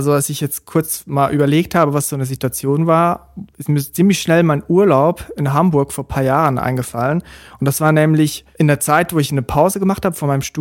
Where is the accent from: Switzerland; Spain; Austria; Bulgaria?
Switzerland; now in Germany; Und damals habe ich noch in der Schweiz gelebt. Ich bin ja Schweizer. Und der Sprung nach Deutschland, das ist natürlich ein Riesensprung